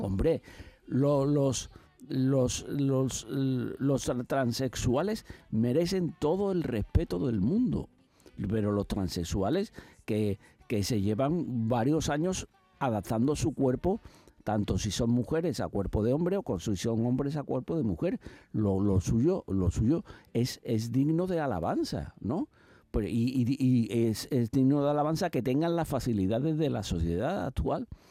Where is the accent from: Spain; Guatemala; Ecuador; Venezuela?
Spain; Mi país